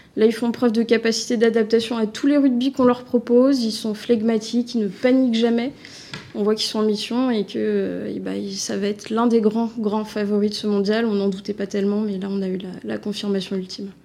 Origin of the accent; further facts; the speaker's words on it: France; en tant que Français